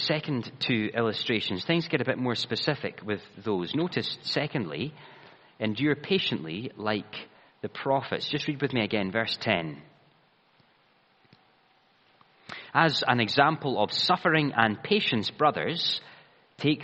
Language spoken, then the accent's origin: English; Ayrshire, Scotland, United Kingdom; the church I grew up in Ayrshire